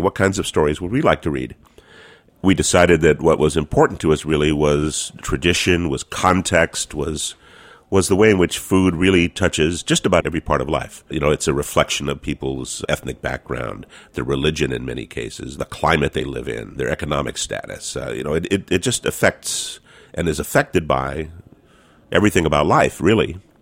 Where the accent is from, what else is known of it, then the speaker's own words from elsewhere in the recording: California, United States; I am a Californian